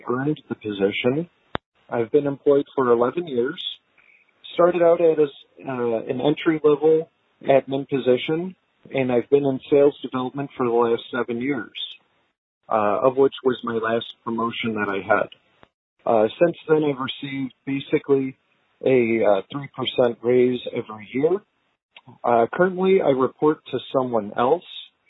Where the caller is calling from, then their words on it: Illinois, United States; I'm from Illinois.